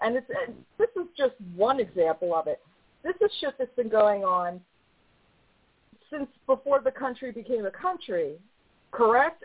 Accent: New York, United States; also born or lived in the South; now in Southern United States; I live in the South now. I'm from New York

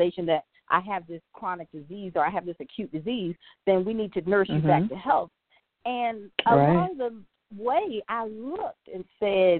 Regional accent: the South, United States; I'm from the South, and I grew up eating the pork

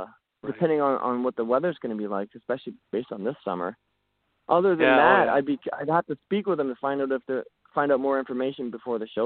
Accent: Woodstock, Ontario, Canada; also born or lived in Ottawa; my hometown of Woodstock, Ontario

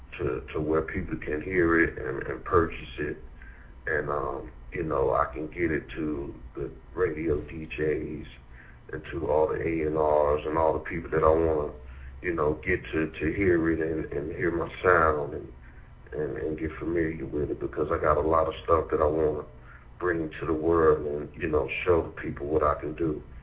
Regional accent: Durham, North Carolina, United States; Indeed. I spent all my life here. You know, I went to schools, you know, the local schools around here.

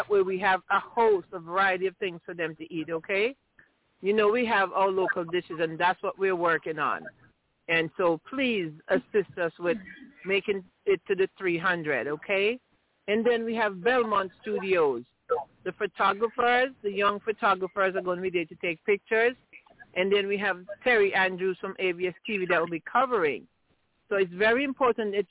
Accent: Antigua & Barbuda; I grew up in Villa, and I went to Princess Margaret Secondary School

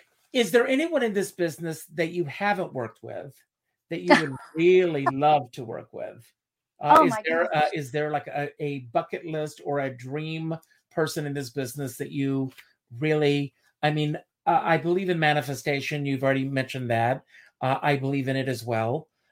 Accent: Myrtle Beach, South Carolina, United States; back. That's my hometown.

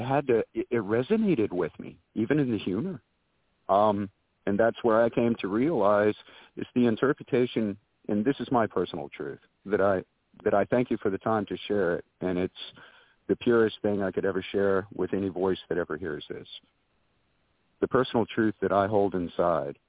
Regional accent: North Carolina, United States; I was born and raised here in the Carolinas

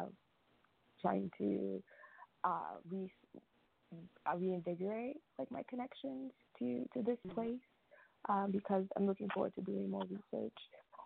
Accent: St. Charles area, Louisiana, United States; I grew up in the St. Charles area, and went to the white Catholic Church.

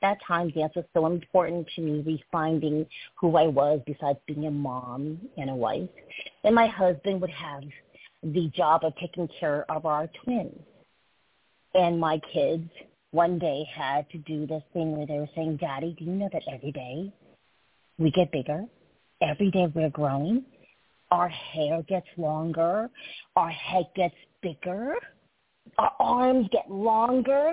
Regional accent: Brookline, Massachusetts, United States; English is a second language; I grew up in Brookline, Massachusetts

